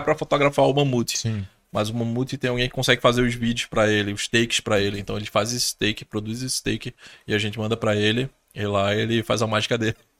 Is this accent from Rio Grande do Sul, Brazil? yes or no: no; Pernambuco, Brazil; eu sou daqui de Pernambuco